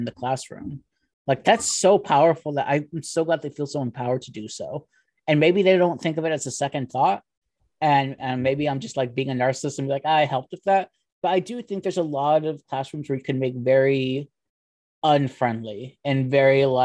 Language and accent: English; California, United States; moved away as an adult; also born or lived in Texas; now in Alabama, United States; I'm from California